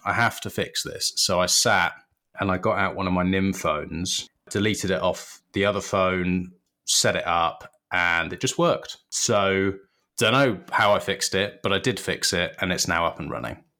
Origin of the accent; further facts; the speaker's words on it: United Kingdom; we're British